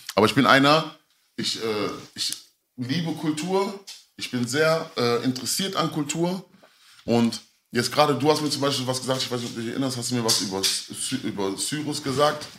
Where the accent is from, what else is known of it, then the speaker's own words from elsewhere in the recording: Mülheim an der Ruhr, North Rhine-Westphalia, Germany; also born or lived in Kreuzberg, Berlin; ich war damals in Mülheim. Ich bin ja Mülheim, also ich komme aus Mülheim an der Ruhr.